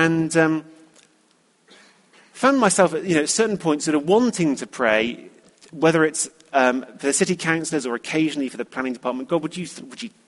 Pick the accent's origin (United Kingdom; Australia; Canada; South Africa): United Kingdom; being British